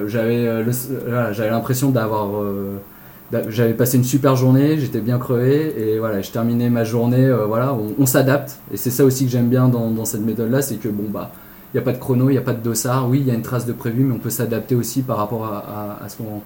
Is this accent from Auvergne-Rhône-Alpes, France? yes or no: yes; Lyon, Auvergne-Rhône-Alpes, France; moved away as an adult; now in Nord, France; Je suis originaire de Lyon et depuis quelques années donc je suis dans le Nord pour, pour raison professionnelle